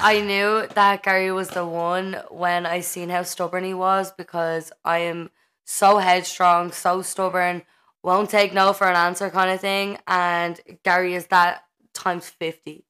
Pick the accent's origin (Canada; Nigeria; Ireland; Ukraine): Ireland; as an Irish person